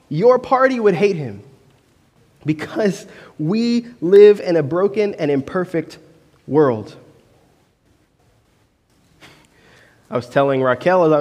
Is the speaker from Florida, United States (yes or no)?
yes; Orlando, Florida, United States; growing up in Orlando, our beach was New Smyrna Beach